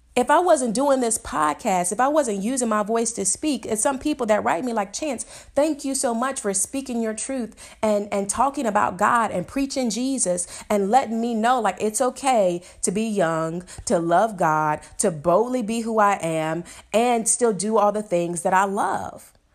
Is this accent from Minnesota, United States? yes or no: no; Chicago, Illinois, United States; I'm from Chicago